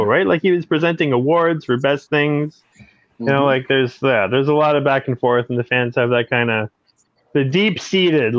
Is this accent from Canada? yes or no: yes; Hillsdale, Ontario, Canada; also born or lived in Espanola, Ontario; we moved from Espanola down to Hillsdale when I was about six